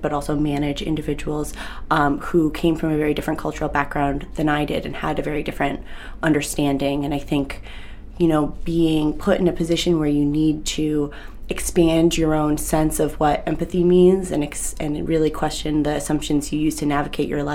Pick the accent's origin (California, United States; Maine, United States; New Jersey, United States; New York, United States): Maine, United States; Yarmouth; living in Yarmouth growing up, I didn't see much else of Maine